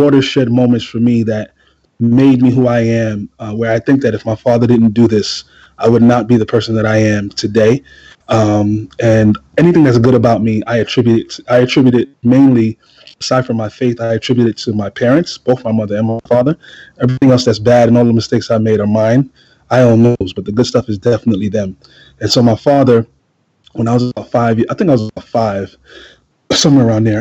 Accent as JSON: {"language": "English", "town": "New York City", "region": "New York", "country": "United States", "tie": "born or raised there", "said": "I come from East New York, Brooklyn. Anybody who knows anything about Brooklyn, particularly East New York, in the 80s, early 90s, it was a war zone"}